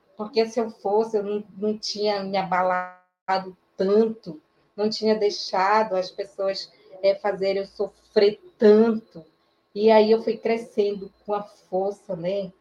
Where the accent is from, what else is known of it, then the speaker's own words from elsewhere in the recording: Maués, Amazonas, Brazil; also born or lived in Manaus; eu não nasci em Manaus, né? nasci num município chamado é, Maués